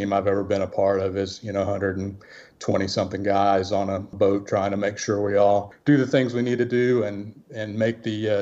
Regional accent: Mississippi Gulf Coast, United States; also born or lived in Alabama / Kentucky; this is home for me. Oh, we moved down here when I was starting junior high. My mom was originally from the area

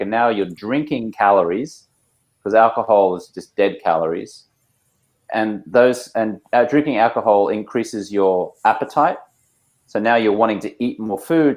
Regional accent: Australia; moved away as an adult; now in Los Angeles, United States; I'm Australian American. I've been living in Los Angeles, California for about 16 years

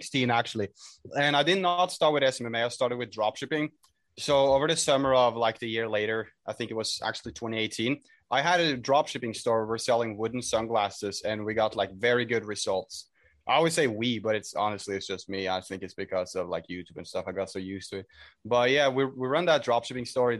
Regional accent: Norway; I'm from Norway, at least as for now

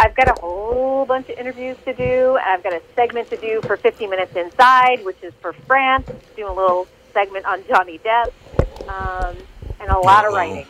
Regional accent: East Coast, United States; moved away; I grew up on the East Coast

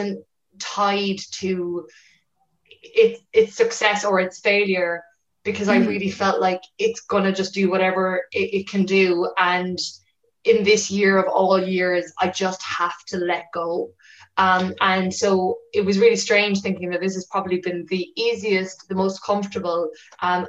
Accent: West Cork, Munster, Ireland; I'm from West Cork, and you know, I was a child when Sophie Tuscan Duplantier was murdered.

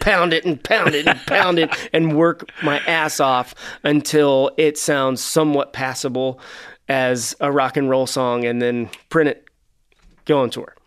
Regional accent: Cincinnati, Ohio, United States; We're from Cincinnati, for those that don't know, which is right across the river from Kentucky

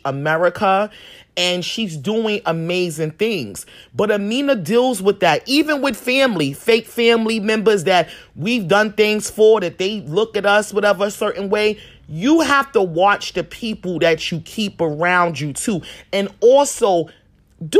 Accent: New York City, New York, United States; Growing up in Harlem

